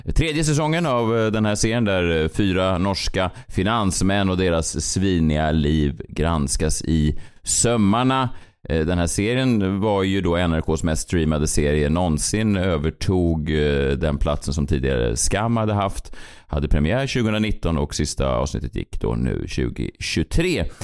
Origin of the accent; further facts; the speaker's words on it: Sweden; som svensk